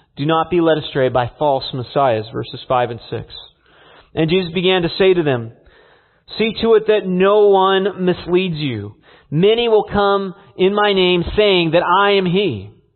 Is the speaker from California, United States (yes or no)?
yes; California, United States; growing up in California